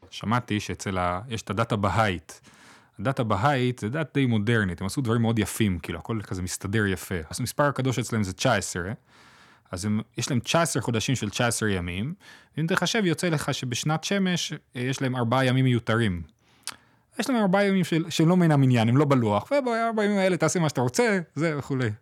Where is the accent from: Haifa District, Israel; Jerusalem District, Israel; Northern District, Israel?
Jerusalem District, Israel; Jerusalem; אני גדלתי בקהילה מזרוחניקית, בגילו